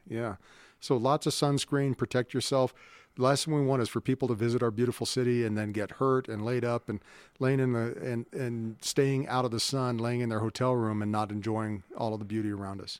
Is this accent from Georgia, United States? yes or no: no; Honolulu, Hawaii, United States; now in Colorado Springs, United States; I grew up in Honolulu